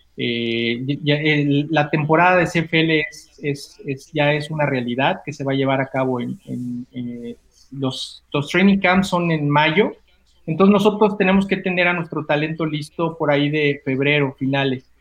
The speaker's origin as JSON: {"language": "Spanish", "region": "Mexico City", "country": "Mexico", "said": "yo soy chilango"}